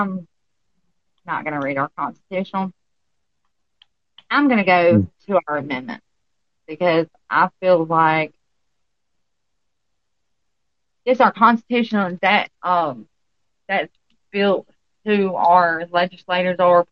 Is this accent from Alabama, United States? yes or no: yes; Alabama, United States; accent: country; I am actually from Alabama, if you can't tell from my country accent